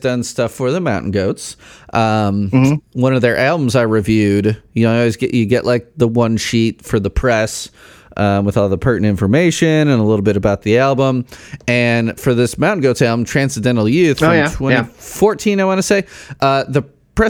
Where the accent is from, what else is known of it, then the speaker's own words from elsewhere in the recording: Chicago, Illinois, United States; Chicago, where I grew up